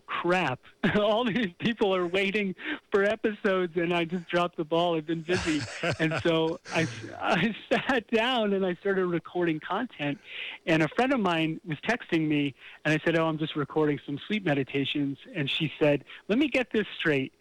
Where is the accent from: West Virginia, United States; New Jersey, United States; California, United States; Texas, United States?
New Jersey, United States; Bergen County; in Bergen County in New Jersey.